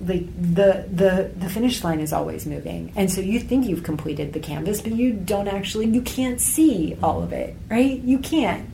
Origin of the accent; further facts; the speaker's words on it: United States; my perspective as American